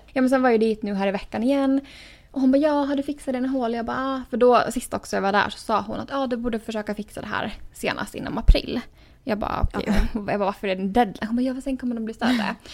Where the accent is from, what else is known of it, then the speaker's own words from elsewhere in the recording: Åland Islands; moved away as an adult; now in United States; två år sedan jag har ja, varit hemma på Åland